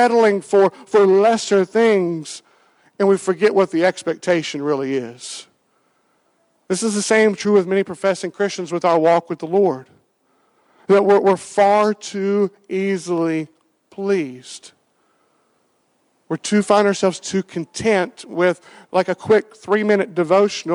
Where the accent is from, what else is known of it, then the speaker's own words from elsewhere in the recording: Western Kentucky, United States; I grew up in Western Kentucky, and I grew up with county fairs